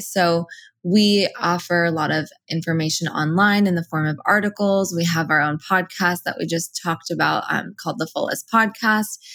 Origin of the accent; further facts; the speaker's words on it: United States; first language Persian; English is a second language; I'm first generation Iranian American. So my parents immigrated here and I was born here.